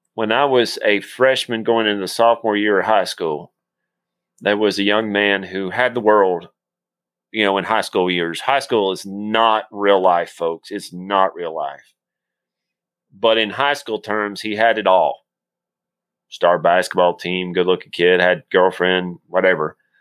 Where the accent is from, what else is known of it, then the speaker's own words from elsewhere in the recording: Tennessee, United States; accent: Tennessean; I barely speak Tennessean